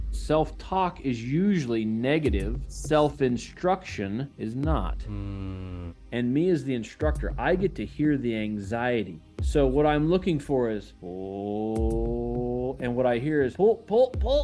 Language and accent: English; Washington, United States; I've born and raised in Washington State in the U.S.